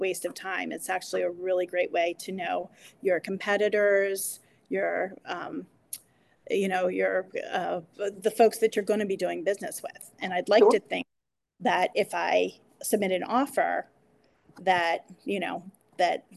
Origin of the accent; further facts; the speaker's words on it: Northern Harford County, Maryland, United States; I grew up in Northern Hartford